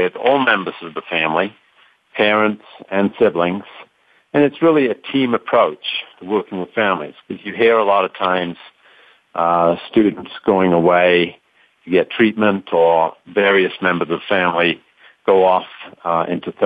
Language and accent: English; London, United Kingdom; moved away as an adult; also born or lived in Colorado; now in United States; I'm not originally from the United States. Born and raised in London, England, and I came over to study in Colorado